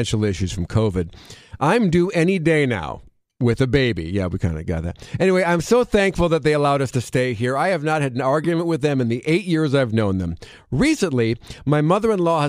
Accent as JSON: {"language": "English", "region": "Wisconsin", "country": "United States", "tie": "born or raised there", "said": "Growing up in Wisconsin"}